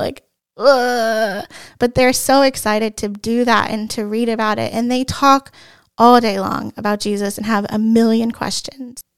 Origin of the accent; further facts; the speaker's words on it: Hilliard, Ohio, United States; I am from Hilliard, Ohio. I actually am from Saint John, and I've been a member my whole entire life.